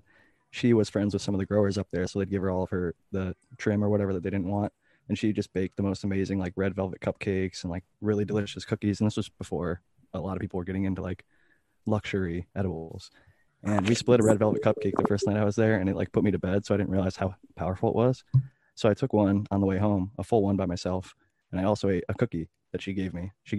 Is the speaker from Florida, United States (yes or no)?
no; Ohio, United States; like drinks like Four Loko, which is made in my home state of Ohio.